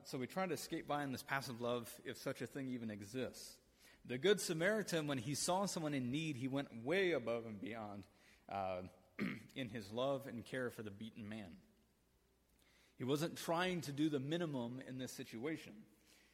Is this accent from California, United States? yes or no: no; Michigan, United States; I'm from Michigan